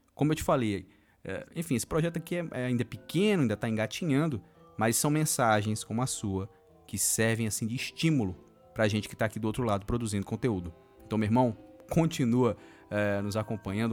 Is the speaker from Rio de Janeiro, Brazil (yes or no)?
no; Nova Odessa, São Paulo, Brazil; eu sou de Nova Odessa, interior de São Paulo